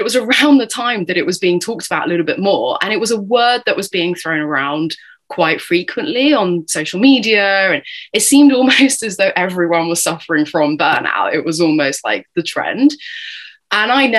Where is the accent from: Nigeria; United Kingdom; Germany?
United Kingdom; accent: British; I'm obviously tuning in from the other side of the pond here with my British accent